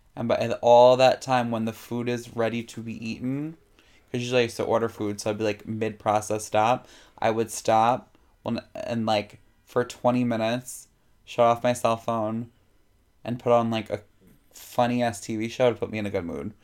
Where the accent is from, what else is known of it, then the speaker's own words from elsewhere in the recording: New York City, New York, United States; also born or lived in Morris County, New Jersey; I am born and raised Jamaica Queens. Didn't move here. I came from here.